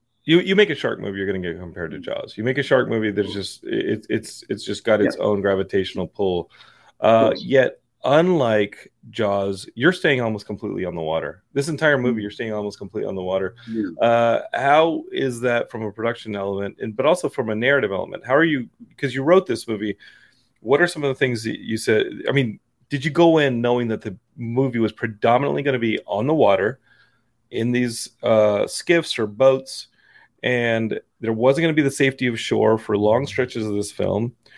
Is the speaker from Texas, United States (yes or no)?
yes; Texas, United States; I'm from Texas. We just have people who will kill you.